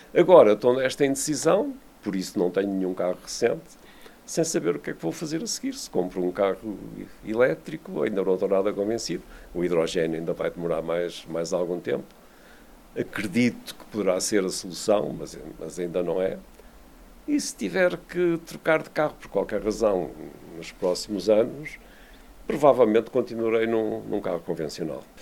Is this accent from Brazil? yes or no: no; Vila do Conde, Norte, Portugal; eu cresci em Vila de Conde, nos anos 50 e 60, a minha casa ficava no circuito